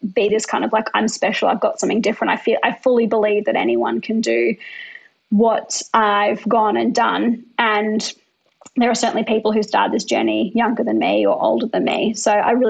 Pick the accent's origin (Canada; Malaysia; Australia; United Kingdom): Australia; Brisbane, Queensland; I'm like a white female from middle-class Australia growing up in Brisbane.